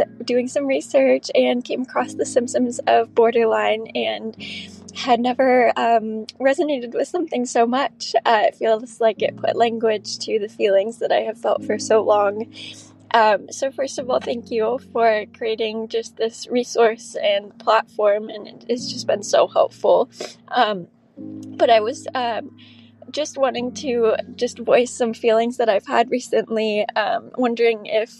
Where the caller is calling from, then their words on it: Arizona, United States; I'm 23 and I'm calling from Arizona.